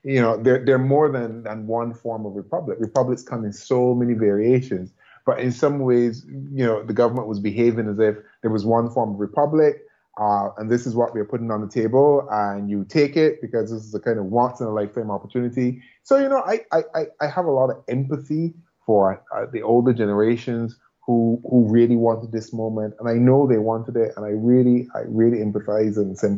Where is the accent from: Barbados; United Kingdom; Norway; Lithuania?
Barbados